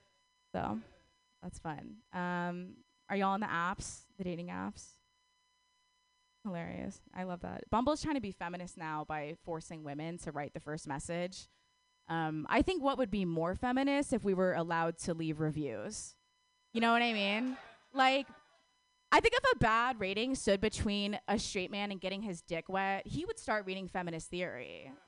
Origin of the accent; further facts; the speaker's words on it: Wisconsin, United States; moved away; I'm from Wisconsin.